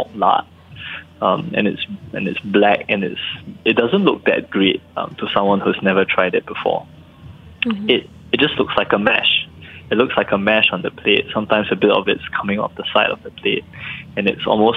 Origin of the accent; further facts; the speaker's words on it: Singapore; I'm Singaporean